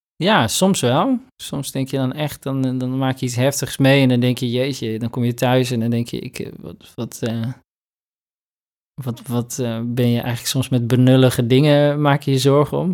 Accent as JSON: {"language": "Dutch", "region": "Northeast Groningen", "country": "Netherlands", "said": "ik kom zelf uit Noordoost-Groningen"}